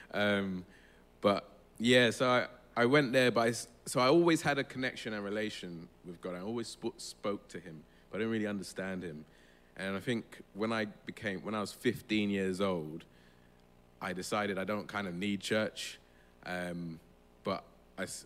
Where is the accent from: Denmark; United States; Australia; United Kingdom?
United Kingdom; London; I'm from London. I was born and bred here. Lambeth as well, Vauxhall.